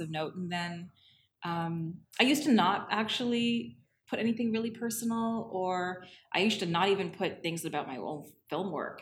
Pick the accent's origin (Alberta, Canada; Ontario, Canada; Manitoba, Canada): Ontario, Canada; Toronto; also born or lived in Scarborough / Thornhill; I grew up in Toronto and Ontario